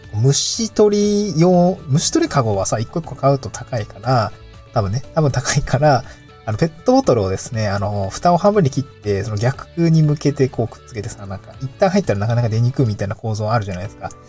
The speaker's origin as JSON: {"language": "Japanese", "region": "Niigata", "country": "Japan", "tie": "born or raised there", "also_born_or_lived": "Tokyo", "moved": "yes", "lives_now": "Awaji Island, Japan", "said": "僕も小学校の時、新潟生まれだったんで、あの、稲刈りの 収穫体験とかをした"}